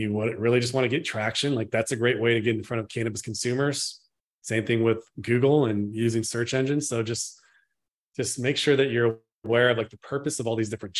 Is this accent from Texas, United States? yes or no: no; Northern California, United States; I'm from Northern California